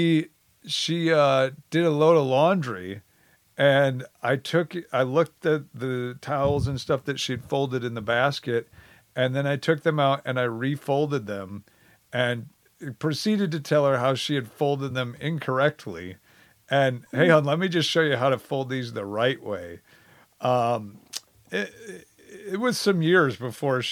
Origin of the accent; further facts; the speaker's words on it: Wisconsin, United States; moved away; also born or lived in Oklahoma; I barely left Wisconsin. I went to Oklahoma for college for 3 years. Otherwise, I was in Wisconsin. And I always, you know, grew up saying, hey, I'm Badger born, Badger bred